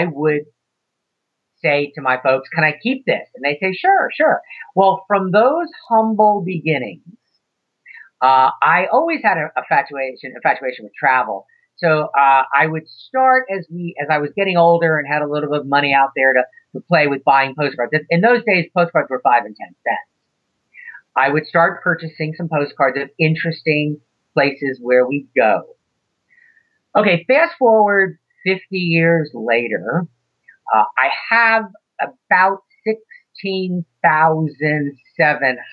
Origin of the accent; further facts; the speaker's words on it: New Jersey, United States; I grew up in New Jersey